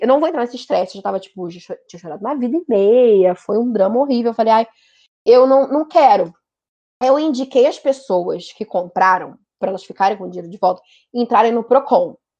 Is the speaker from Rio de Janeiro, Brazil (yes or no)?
yes; Rio de Janeiro, Brazil; eu sou do Rio